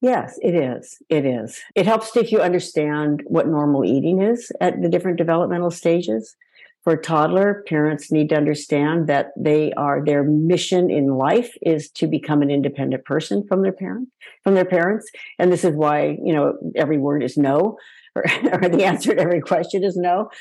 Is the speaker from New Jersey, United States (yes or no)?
no; Palo Alto, California, United States; my hometown of Palo Alto